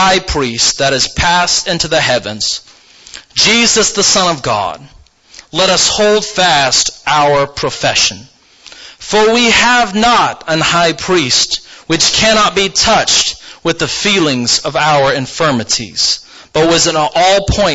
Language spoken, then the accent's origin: English; Mars Hill, Maine, United States; moved away as an adult; also born or lived in Missouri / Vanuatu; my home state. So I brought her up to the frigid northern state of Maine, to a little town called Mars Hill